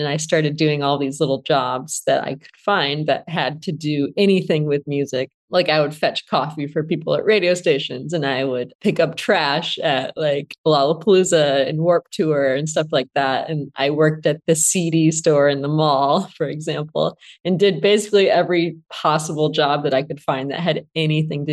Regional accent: Flint, Michigan, United States; I grew up in Flint, Michigan

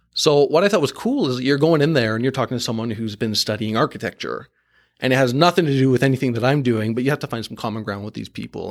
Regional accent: Markham, Ontario, Canada; I grew up in Markham in that, uh, suburb of Toronto

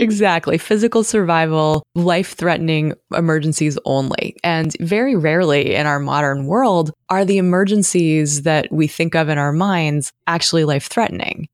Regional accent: Massachusetts, United States; moved away as an adult; also born or lived in Connecticut / Portland, Oregon / Albuquerque, New Mexico; now in Corvallis, United States; I'm from Massachusetts

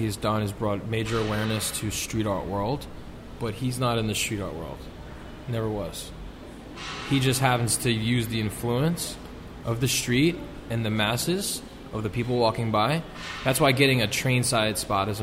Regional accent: New York City, New York, United States; I'm the only real New Yorker in this room

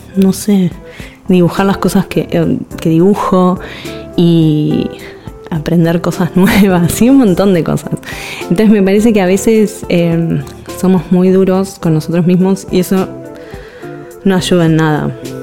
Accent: Buenos Aires, Argentina; soy ilustradora de Buenos Aires, Argentina

